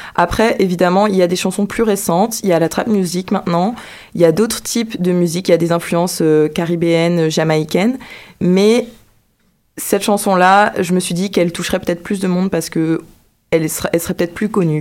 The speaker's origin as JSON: {"language": "French", "country": "Guadeloupe", "tie": "born or raised there", "also_born_or_lived": "Martinique / Trois-Rivières / Saint-François", "moved": "as an adult", "said": "je suis née en Martinique et j'ai grandi en Guadeloupe."}